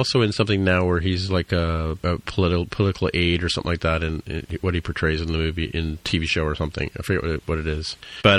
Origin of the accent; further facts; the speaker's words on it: India; also born or lived in England; I was born in England and we went to India when I was three